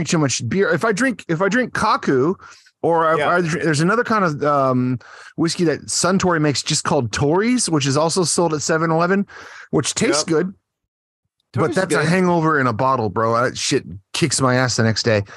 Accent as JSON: {"language": "English", "region": "Texas", "country": "United States", "moved": "yes", "lives_now": "Japan", "said": "I'm from Texas. I was raised on tequila"}